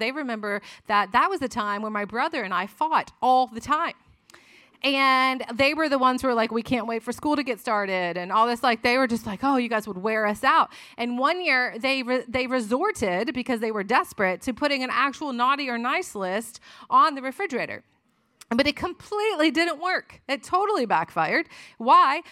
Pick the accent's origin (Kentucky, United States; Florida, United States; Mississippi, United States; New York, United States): Florida, United States; moved away as an adult; also born or lived in Tennessee; we were in college in Tennessee, but I'm from Florida